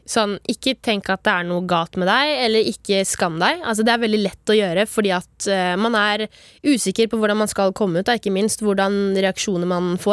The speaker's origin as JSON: {"language": "Norwegian", "town": "Grimstad", "region": "Agder", "country": "Norway", "said": "Jeg er fra Grimstad."}